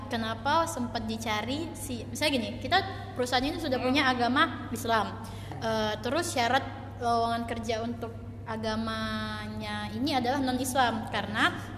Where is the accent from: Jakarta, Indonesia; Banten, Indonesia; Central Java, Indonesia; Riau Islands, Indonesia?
Riau Islands, Indonesia; Batam; aku lahir di Batam tapi orang tua aku Palembang